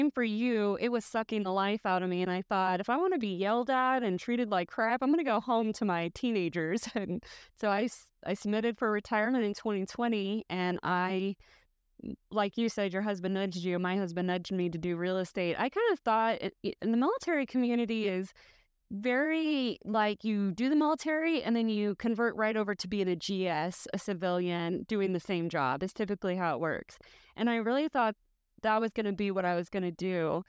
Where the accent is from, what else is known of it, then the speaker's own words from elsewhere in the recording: San Antonio, Texas, United States; I'm from San Antonio.